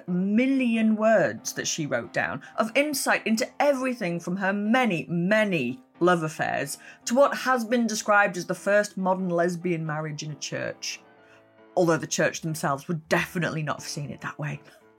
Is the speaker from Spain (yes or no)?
no; Cumbria, North West England, United Kingdom; moved away as an adult; now in Leeds, United Kingdom; I'm actually from even further north originally. I'm from Cumbria, but I've been here since I was 18. So I think Leeds has adopted me now.